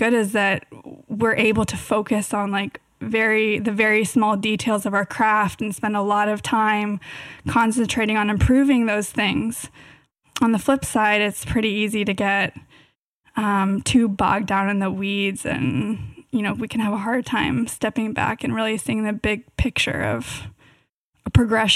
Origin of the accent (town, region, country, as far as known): Davis, California, United States; born or raised there